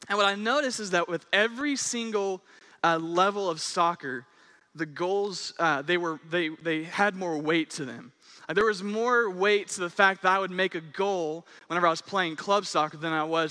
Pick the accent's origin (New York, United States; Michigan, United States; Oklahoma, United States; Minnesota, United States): Oklahoma, United States; Owasso; I'm from Owosso